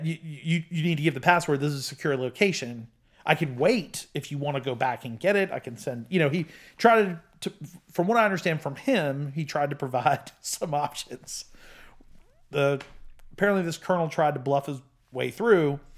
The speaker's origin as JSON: {"language": "English", "country": "United States", "said": "I'm an American of Italian descent, but I'm only, uh, you know, I'm s, second generation"}